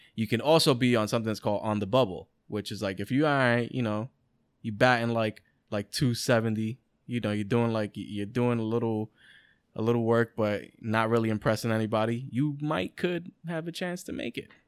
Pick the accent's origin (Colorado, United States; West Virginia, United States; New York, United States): New York, United States; New York City; we're from the Bronx and all this shit, and, like, we didn't grow up in, like, the best areas